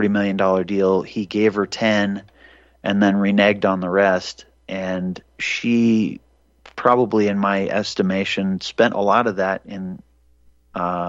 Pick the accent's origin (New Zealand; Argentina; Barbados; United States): United States; Montana; I was born in Montana, so I think maybe the native Montanan in me